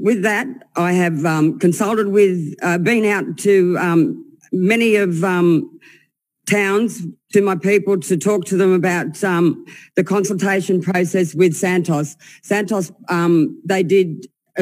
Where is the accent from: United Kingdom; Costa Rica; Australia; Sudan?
Australia; Moree, New South Wales; I was born in Moree. And I am a local.